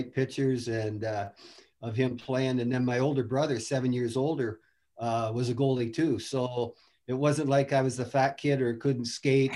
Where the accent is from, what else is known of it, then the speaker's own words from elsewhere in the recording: Grande Prairie, Alberta, Canada; also born or lived in Edmonton, Canada; I grew up in Grand Prairie, and then I played most of my minor hockey in Edmonton